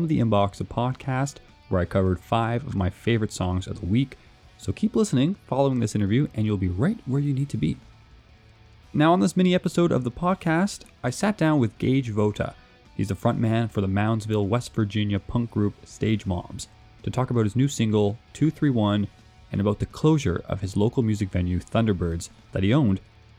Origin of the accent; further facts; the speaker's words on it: Canada; accent: Canadian; My Canadian accent